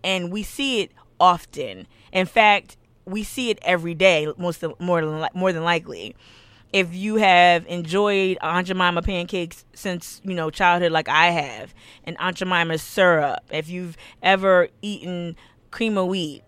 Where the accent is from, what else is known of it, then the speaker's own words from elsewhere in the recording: the North, United States; now in Charleston, United States; I live in the South. I was born and raised in the North.